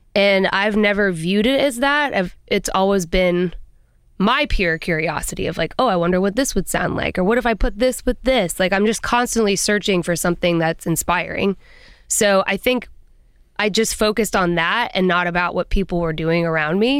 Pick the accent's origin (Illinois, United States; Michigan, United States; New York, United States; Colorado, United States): Colorado, United States; I'm from Colorado and I have a big family